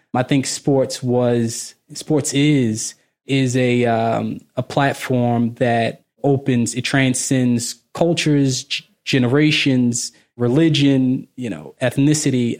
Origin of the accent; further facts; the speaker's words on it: Baltimore, Maryland, United States; moved away; I'm originally from Baltimore